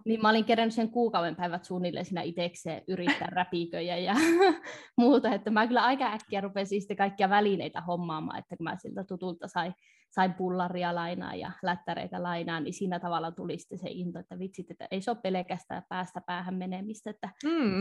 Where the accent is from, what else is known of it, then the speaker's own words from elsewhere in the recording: North Ostrobothnia, Finland; mä oon tätä kotoisin Pohjois-Pohjanmaalta